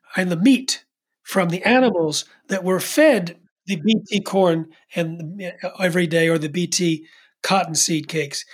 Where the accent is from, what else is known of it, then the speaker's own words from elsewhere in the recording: East Coast, United States; I'm from the East Coast